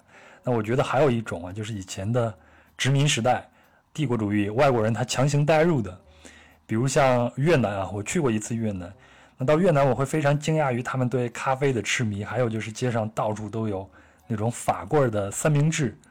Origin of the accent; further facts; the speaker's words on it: China; 你看我们中国人叫粉，它和那个 “fo” 的发音就类似嘛。